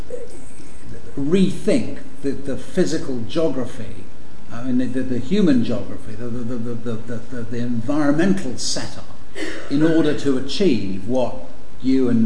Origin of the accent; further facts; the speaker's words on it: London, United Kingdom; also born or lived in Washington; I'm from London.